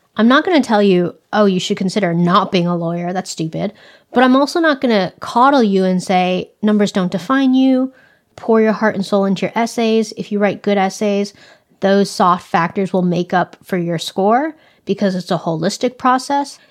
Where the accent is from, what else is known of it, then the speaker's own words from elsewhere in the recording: California, United States; I have grown up in California my whole life